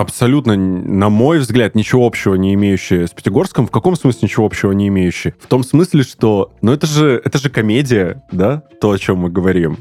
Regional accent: Pyatigorsk, Stavropol Krai, Russia; moved away as an adult; now in Krasnodar, Russia; там провел свое детство, примерно 6, если не ошибаюсь, лет, и до 21 года жил там, учился, работал

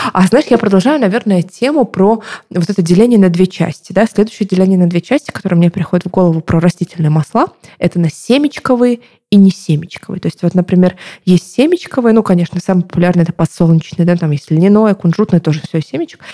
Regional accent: Novorossiysk, Krasnodar Krai, Russia; Я сама из Новороссийска, это Краснодарский край

